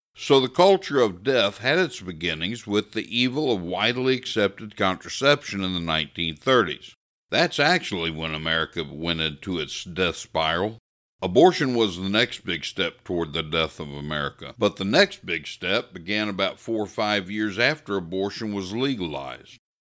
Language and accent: English; Missouri, United States; I grew up here in Missouri in the sixties and seventies